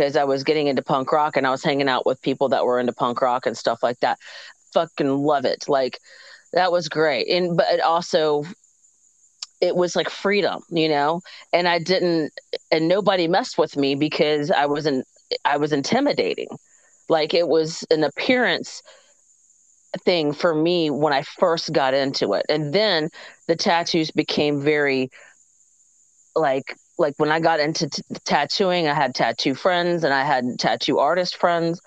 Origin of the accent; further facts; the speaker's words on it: Georgia, United States; also born or lived in South Carolina; I moved from South Carolina to Georgia, and I had to make new friends when I was 10 years old